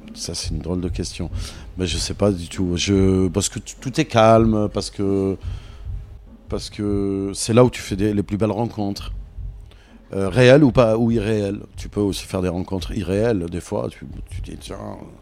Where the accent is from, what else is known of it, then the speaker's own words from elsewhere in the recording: Paris, Île-de-France, France; also born or lived in Algeria; je suis parisien